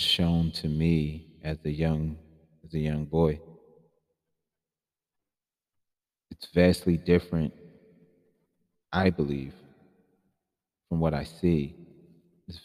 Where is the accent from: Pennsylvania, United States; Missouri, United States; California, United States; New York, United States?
Pennsylvania, United States; Philadelphia; my hometown of Philadelphia